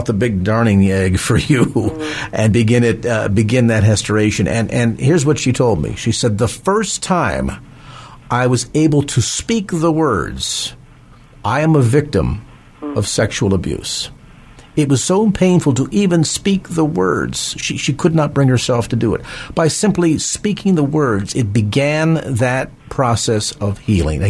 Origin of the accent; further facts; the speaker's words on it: South San Francisco, California, United States; South San Francisco, my hometown.